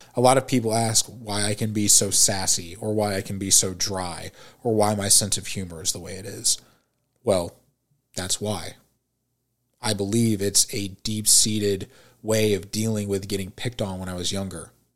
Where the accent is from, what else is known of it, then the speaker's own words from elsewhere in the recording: St. Louis, Missouri, United States; also born or lived in Springfield, Missouri; I was born and raised in St. Louis, Missouri.